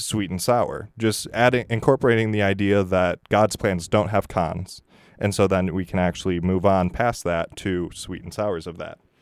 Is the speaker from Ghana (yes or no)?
no; Michigan, United States; moved away; I'm from Michigan